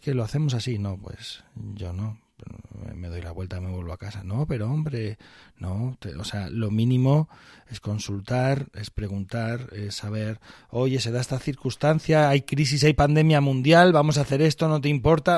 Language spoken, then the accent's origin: Spanish; Barcelona, Catalonia, Spain; now in Guadalajara, Spain; yo nací en Barcelona